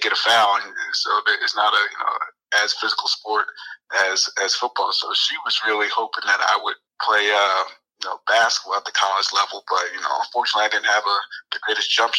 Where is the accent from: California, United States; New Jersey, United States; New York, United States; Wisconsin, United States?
New Jersey, United States; also born or lived in Pittsburgh area, Pennsylvania; I was actually born out in the Pittsburgh area, and then my dad got relocated to South Jersey when I was about 1 year old. So all I remember growing up is growing up in South Jersey